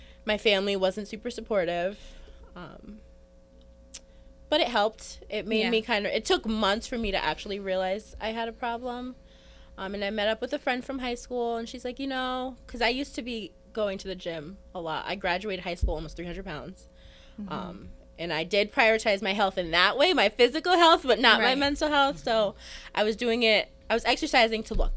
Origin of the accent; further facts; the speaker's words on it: United States; I grew up here in Colony